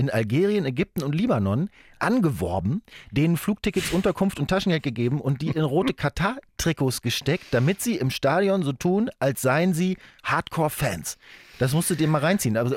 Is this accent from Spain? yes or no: yes; Spain; Wie wir, als Spanier vielleicht nicht, aber so